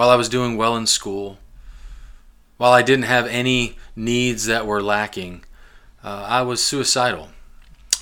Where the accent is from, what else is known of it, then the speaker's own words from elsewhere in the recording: Glasgow, Kentucky, United States; also born or lived in Lima, Ohio / North Canton, Ohio; when I was 8 years old, our family moved to southern Kentucky, south central Kentucky, a town called Glasgow, Kentucky